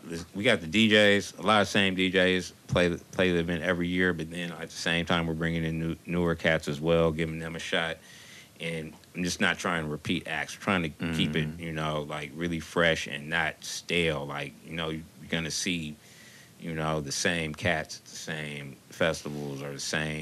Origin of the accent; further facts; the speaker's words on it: Los Angeles, California, United States; moved away as an adult; also born or lived in Oakland, California; now in Bay Area, United States; I was born here, but I spent a lot of my formative years in Los Angeles. It's where I went to school at, and it's where my mother still resides